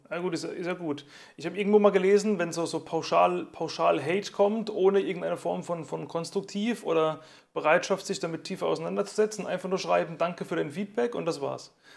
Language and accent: German; Germany; bei uns in Deutschland